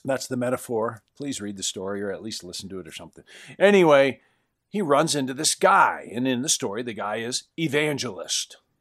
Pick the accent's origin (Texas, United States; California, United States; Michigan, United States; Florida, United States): Michigan, United States; Western; I'm from Western Michigan, where I had friends that had these huge orchards